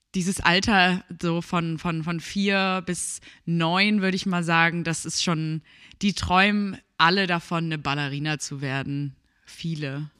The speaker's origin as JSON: {"language": "German", "town": "Börnsen", "region": "Schleswig-Holstein", "country": "Germany", "tie": "born or raised there", "lives_now": "Bergedorf, Germany", "said": "ich bin 26 Jahre alt und wohne in Bergedorf. Aufgewachsen bin ich aber in Börnsen."}